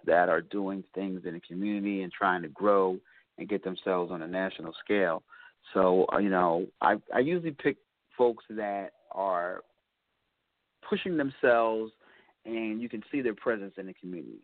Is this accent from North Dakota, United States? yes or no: no; Philadelphia, Pennsylvania, United States; moved away as an adult; now in Charlotte, United States; I'm not gonna dog my hometown